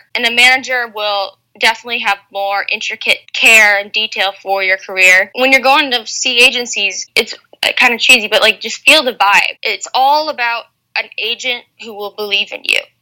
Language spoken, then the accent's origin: English; United States; being an American